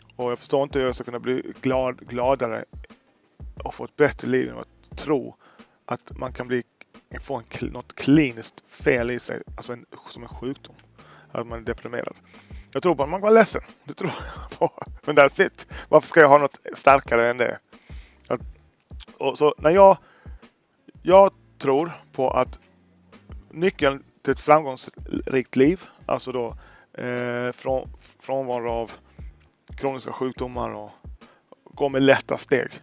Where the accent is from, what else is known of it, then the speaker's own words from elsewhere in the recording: Sweden; jag är född i Sverige